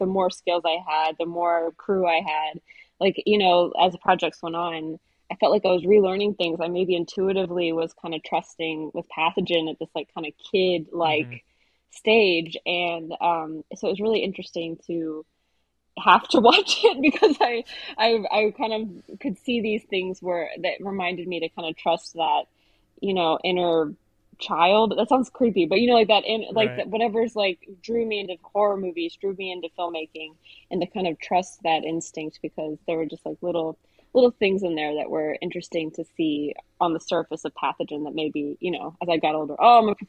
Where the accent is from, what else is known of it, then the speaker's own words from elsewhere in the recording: Austin, Texas, United States; I grew up in Austin